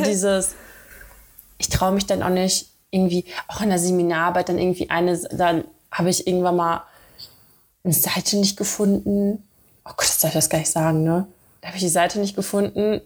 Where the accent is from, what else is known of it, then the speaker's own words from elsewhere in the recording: Dortmund, North Rhine-Westphalia, Germany; now in Cologne, Germany; in Dortmund bin ich aufgewachsen